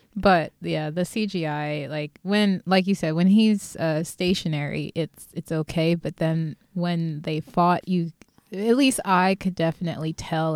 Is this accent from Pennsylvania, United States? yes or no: yes; Philadelphia, Pennsylvania, United States; from my hometown, Philly